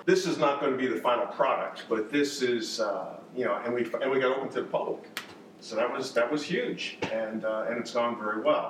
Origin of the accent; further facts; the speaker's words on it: New York, United States; moved away as an adult; also born or lived in Boston; now in North Carolina, United States; I grew up in New York, lived in Boston for many years